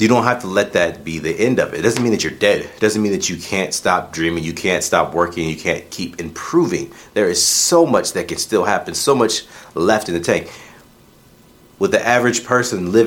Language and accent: English; Illinois, United States; As a boy growing up in Illinois